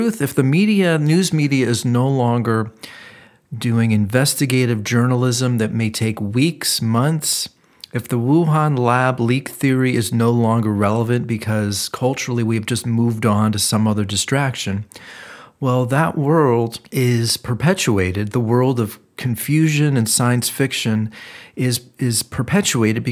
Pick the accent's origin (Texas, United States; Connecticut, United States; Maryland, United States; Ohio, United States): Ohio, United States; Cleveland; I'm actually from Ohio also, from Cleveland.